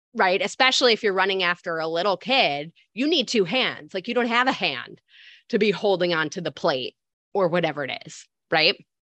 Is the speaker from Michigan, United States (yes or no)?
yes; Michigan, United States; moved away as an adult; now in New York, United States; I'm born and raised in Michigan, but I've been in New York for seventeen years